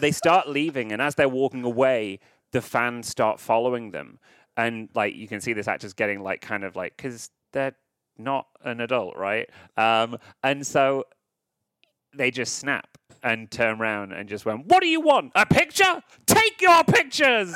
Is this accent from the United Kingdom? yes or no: yes; United Kingdom; now in Los Angeles, United States; I live in L A, listeners, even though I am British